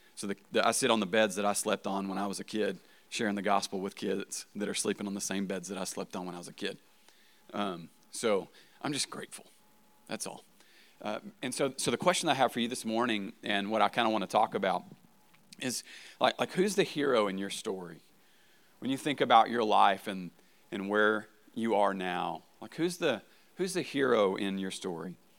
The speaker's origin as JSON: {"language": "English", "region": "Arkansas", "country": "United States", "also_born_or_lived": "Marshfield, Missouri", "said": "I'm from Arkansas"}